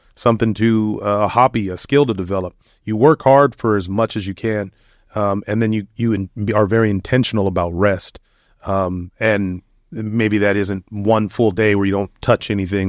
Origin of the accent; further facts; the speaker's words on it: United States; growing up in the United States